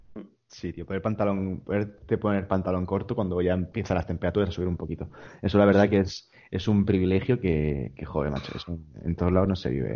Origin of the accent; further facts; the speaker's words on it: Almería, Andalusia, Spain; moved away as an adult; also born or lived in Barcelona / Granada; yo nací, nací en Barcelona como tú, es verdad que estuve más años que tú, estuve hasta los nueve, luego me mudé a Almería, de nueve a dieciocho prácticamente